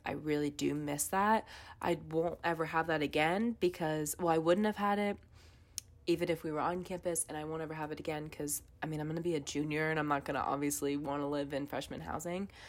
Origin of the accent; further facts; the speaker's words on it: Wake County, North Carolina, United States; I'm from Wake County